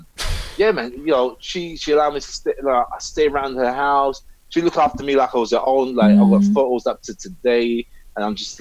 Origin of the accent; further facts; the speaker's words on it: Cork, Munster, Ireland; We're in Ireland, Cork. So I was born in Cork